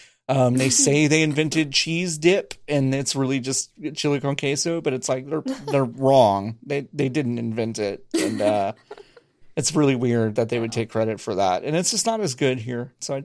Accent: Dallas, Texas, United States; moved away; I grew up in Dallas, which is like big for big-haired racists, but also like pretty good Tex-Mex.

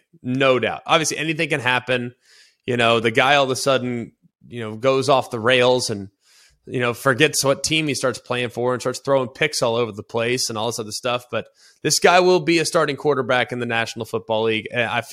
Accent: Dallas, Texas, United States; Yeah, I'm from Dallas. That ain't happening.

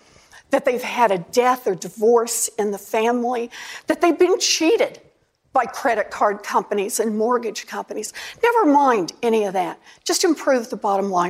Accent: Oklahoma, United States; moved away; I grew up out in Oklahoma

